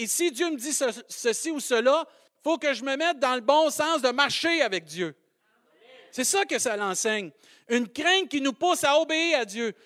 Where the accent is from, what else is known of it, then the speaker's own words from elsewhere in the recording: Saint-Hyacinthe, Quebec, Canada; accent: Maskoutain; J'ai un accent euh, Mascoutin